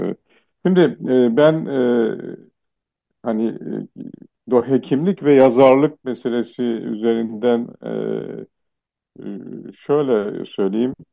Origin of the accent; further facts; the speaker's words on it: Black Sea Region, Turkey; first language Laz; Turkish is a second language; E, ve ben de gerçek Laz'ım. Ana dilim Lazca.